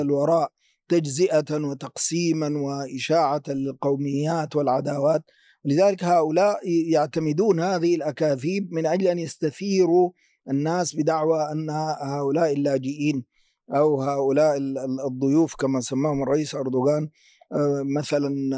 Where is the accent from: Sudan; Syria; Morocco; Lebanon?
Sudan; عندنا في السودان